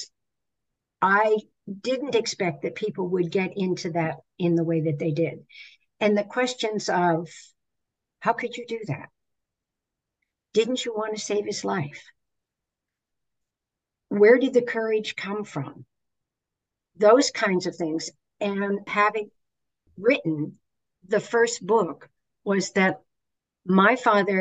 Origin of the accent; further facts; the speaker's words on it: Pennsylvania, United States; I'm from Pennsylvania